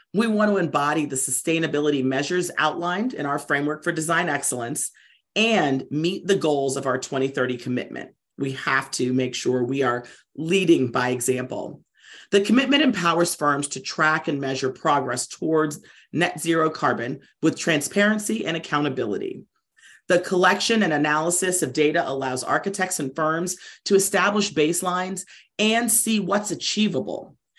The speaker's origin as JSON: {"language": "English", "region": "Maryland", "country": "United States", "said": "I'm from Maryland"}